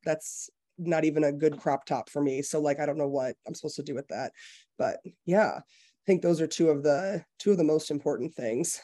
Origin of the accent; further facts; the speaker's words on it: Detroit, Michigan, United States; I've lived in the Detroit area my entire life